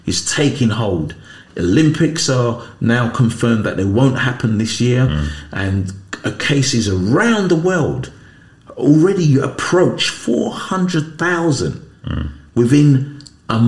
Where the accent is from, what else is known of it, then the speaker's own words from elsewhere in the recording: United Kingdom; us as British nationals